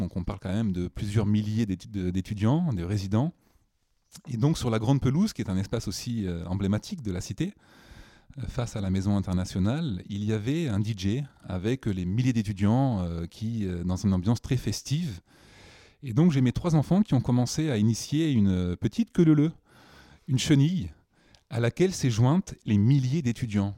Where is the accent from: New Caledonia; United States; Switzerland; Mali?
New Caledonia; moved away as an adult; also born or lived in Nouméa, New Caledonia; now in Paris, France; je viens de la Nouvelle-Calédonie, qui est un territoire français ultramarin